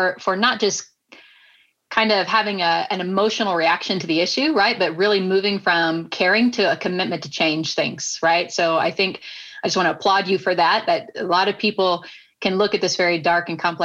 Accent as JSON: {"language": "English", "town": "Nashville", "region": "Tennessee", "country": "United States", "tie": "born or raised there", "said": "I was growing up in Nashville, Tennessee"}